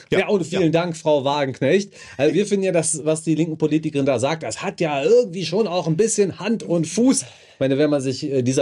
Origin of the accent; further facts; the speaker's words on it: Germany; also da, wo ich aufgewachsen bin, das am Rande von Berlin, da gab es jedes Jahr ein Feuerwehrfest.